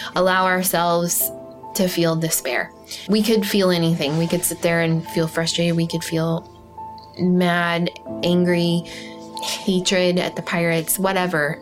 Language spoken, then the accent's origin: English; Portland, Oregon, United States; I was born in Portland, Oregon, to parents who were craftspeople.